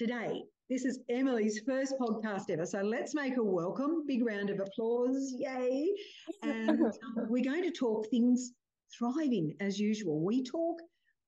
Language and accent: English; Cooma, New South Wales, Australia; I grew up in Cooma, base of the Snowy Mountains